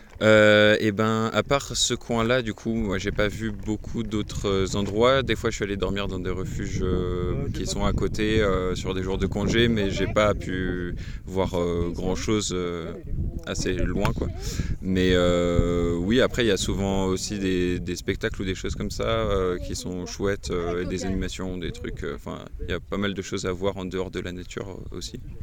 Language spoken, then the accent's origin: French; Brittany, France; moved away; Je viens de Bretagne